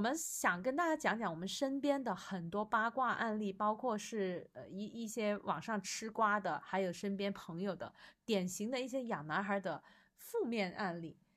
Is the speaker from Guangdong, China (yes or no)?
yes; Guangdong, China; 我广东人